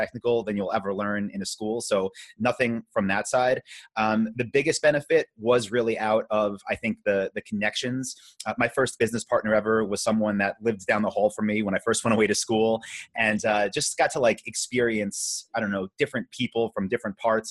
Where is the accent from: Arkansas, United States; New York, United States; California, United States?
New York, United States; Long Island; moved away as an adult; also born or lived in Vietnam; now in Austin, United States; I grew up, I'm from Long Island